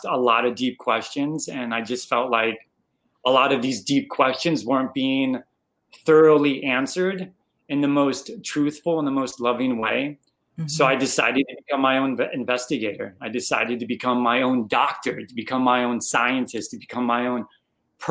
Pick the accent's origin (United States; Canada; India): United States; Arizona; moved away as an adult; also born or lived in Chicago, United States; now in Houston, United States; I'm originally from Arizona, was born and raised there, lived there for about 30 years